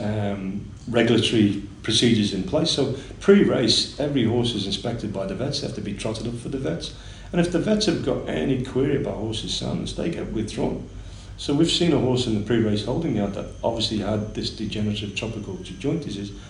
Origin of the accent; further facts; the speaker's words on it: Liverpool, North West England, United Kingdom; moved away as an adult; now in Singapore; I'm from Liverpool originally, um, and I started working with horses when I was about 11 or 12 years of age